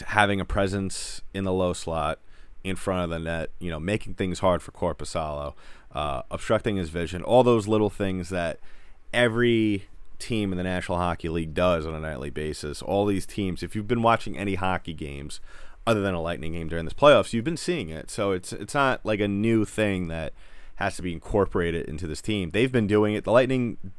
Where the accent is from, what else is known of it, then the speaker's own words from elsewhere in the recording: New York, United States; I'm from New York